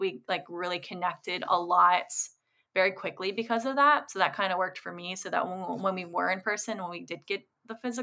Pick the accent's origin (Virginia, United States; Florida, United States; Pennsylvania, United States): Virginia, United States; now in Los Angeles, United States; I'm originally from Virginia